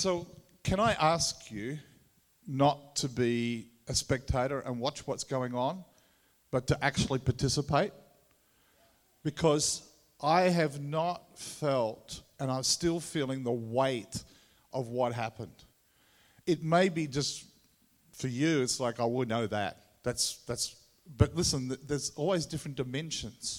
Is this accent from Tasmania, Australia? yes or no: yes; Tasmania, Australia; accent: Tassie; my Tassie accent